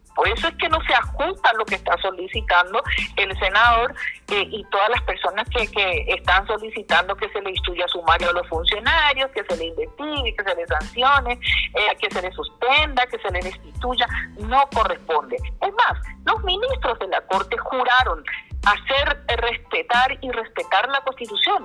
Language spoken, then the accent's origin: Spanish; Paraguay; somos ciudadanos paraguayos.